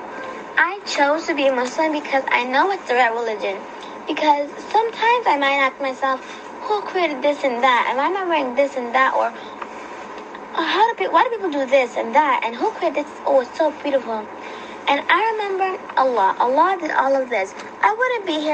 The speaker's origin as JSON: {"language": "English", "country": "Ghana", "said": "I'm from Ghana"}